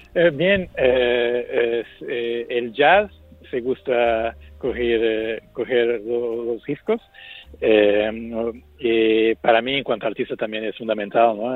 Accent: Portugal; Spanish is a second language; el fado es mi música natal, porque soy portugués

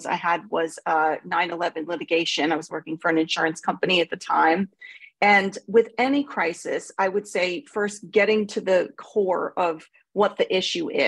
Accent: Long Island, New York, United States; accent: New York; moved away as an adult; now in United Kingdom; I'm originally from a suburb of New York City. I was born on Long Island

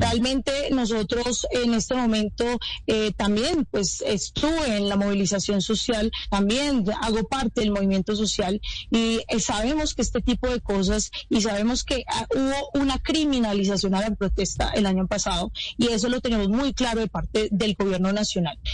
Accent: Cali, Valle del Cauca, Colombia; yo soy de Cali

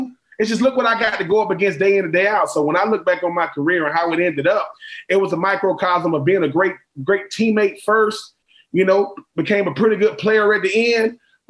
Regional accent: Swainsboro, Georgia, United States; also born or lived in Augusta, Georgia; I'm from Swainsboro, Georgia, graduated high school in Butler High School in Augusta, Georgia

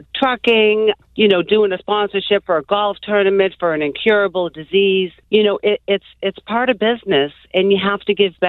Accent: Boston, Massachusetts, United States; growing up in South Boston, and, you know, times were tough back then in the 60s and 70s.

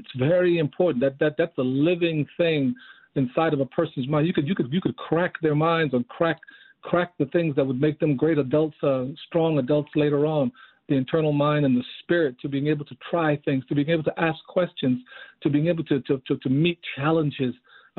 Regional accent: Panama; now in United States; growing up in Panama in the 60s, as far as that's concerned, all my family in Panama, my grandmother and her 7 kids were moving up into the United States from 1959 on.

